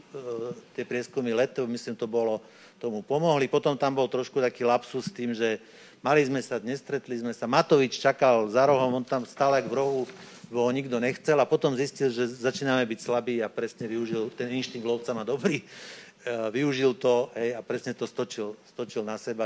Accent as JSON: {"language": "Slovak", "area": "Upper Orava", "region": "Žilina Region", "country": "Slovakia", "tie": "born or raised there", "moved": "yes", "lives_now": "Bratislava, Slovakia", "said": "keď som sa narodil na Hornej Orave, no tak je relatívne vysoký predpoklad, že budem e, proste vychovaný vo viere"}